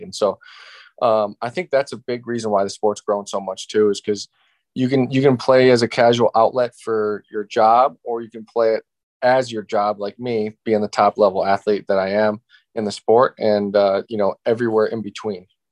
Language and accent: English; Ohio, United States; I just had a local local park in my hometown in Ohio